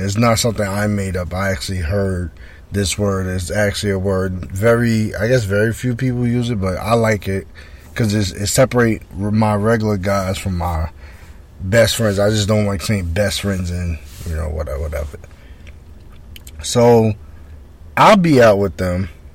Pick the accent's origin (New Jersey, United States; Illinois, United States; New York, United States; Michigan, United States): New York, United States; Roosevelt; I'm from Roosevelt.